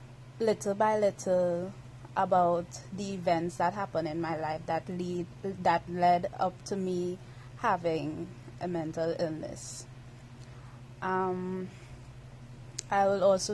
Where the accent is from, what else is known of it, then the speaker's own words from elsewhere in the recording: Trinidad & Tobago; I'm from Trinidad and Tobago. That's an island in the Caribbean